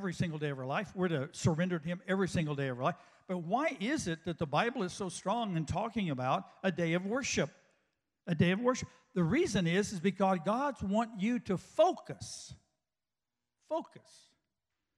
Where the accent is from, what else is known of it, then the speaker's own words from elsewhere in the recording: West Texas, United States; I grew up out in West Texas